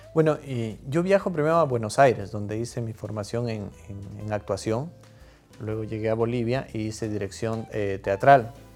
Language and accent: Spanish; Loja, Ecuador; los, lojanos somos muy buenos conversadores